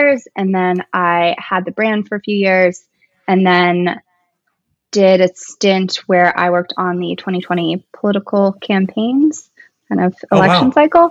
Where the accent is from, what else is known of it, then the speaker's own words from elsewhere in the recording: Kentucky, United States; moved away as an adult; also born or lived in New York City; I went from building websites in college to moving to New York City. I was from Kentucky